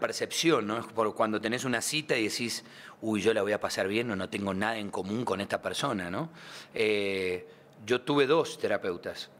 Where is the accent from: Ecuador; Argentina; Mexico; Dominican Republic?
Argentina; Yo soy un argentino nostálgico del tango con espíritu costeño